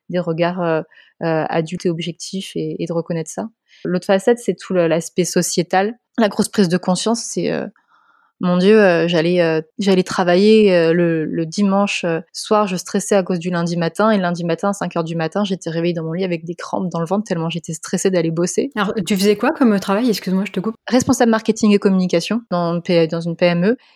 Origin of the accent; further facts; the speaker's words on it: Montpellier, Occitania, France; je suis de Montpellier